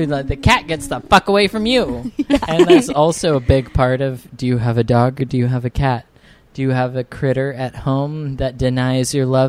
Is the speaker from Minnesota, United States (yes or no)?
no; National City, California, United States; also born or lived in Escondido, California; I grew up in National City, California.